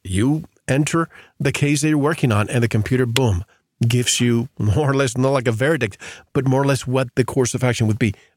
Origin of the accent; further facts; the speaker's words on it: Florida, United States; moved away; I grew up in Florida and I go to Florida all the time